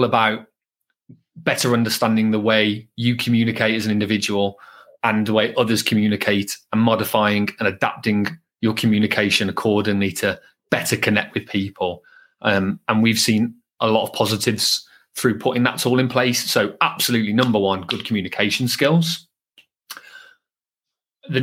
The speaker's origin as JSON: {"language": "English", "town": "Birmingham", "region": "West Midlands", "country": "United Kingdom", "accent": "Brummie", "said": "my Brummie accent, being from Birmingham, was a lot thicker"}